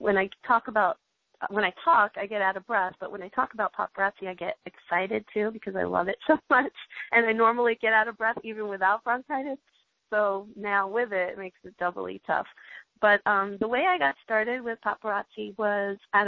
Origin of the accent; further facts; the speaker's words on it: New York, United States; moved away; I'm originally from New York